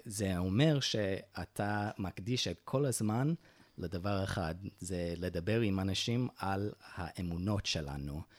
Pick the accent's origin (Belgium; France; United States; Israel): United States; Utah; Hebrew is a second language; moved away; הם הגיעו ליוטה, וביוטה נולדתי, נולדתי כמורמוני, וכן, גדלתי בדת של ההורים שלי